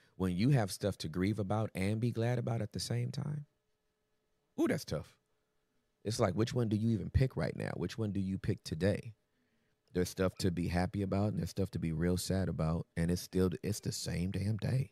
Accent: California, United States; moved away as an adult; also born or lived in Texas; I'm from Cali

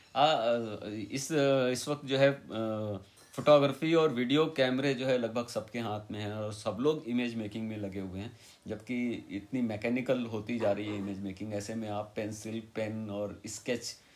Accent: Varanasi, Uttar Pradesh, India; मैं वाराणसी में पैदा हुआ था

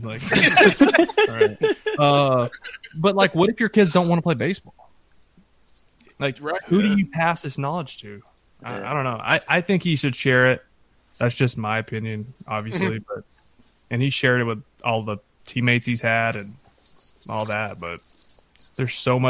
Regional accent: Texas, United States; I grew up outside Dallas, small town, could go to Rangers games and actually like see him in person.

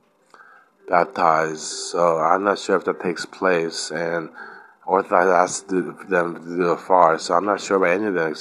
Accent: Glen Burnie, Maryland, United States; also born or lived in Baltimore; my parents say I was born in Glen Burnie because we were living in Glen Burnie at the time in Maryland

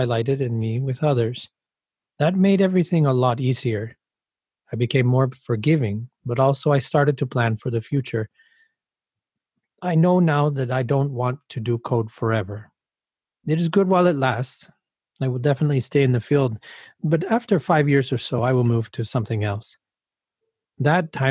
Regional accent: Mexico; moved away as an adult; now in Amsterdam, Netherlands; I lived my whole life in Mexico and moved to Amsterdam in 2016.

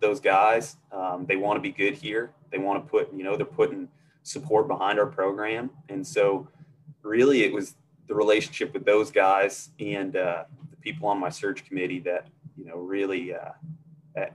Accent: Northeast, United States; moved away as an adult; growing up in the Northeast

